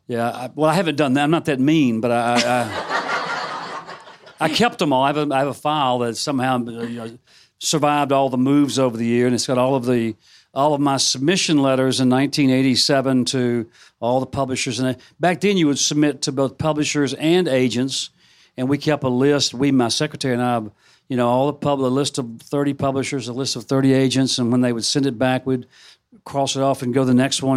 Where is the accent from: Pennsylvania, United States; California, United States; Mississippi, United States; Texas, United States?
Mississippi, United States; a suburb of Memphis; my hometown, a suburb of Memphis